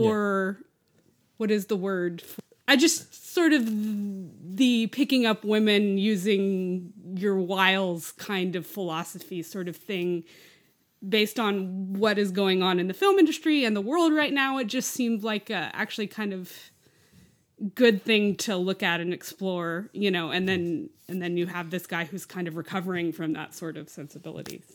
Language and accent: English; Lubbock, Texas, United States; that's where I grew up was in Lubbock